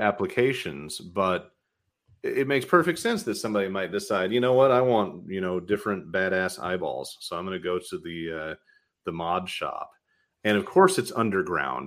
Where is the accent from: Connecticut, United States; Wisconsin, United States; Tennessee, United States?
Tennessee, United States; outside of Nashville; now in Michigan, United States; I grew up outside of Nashville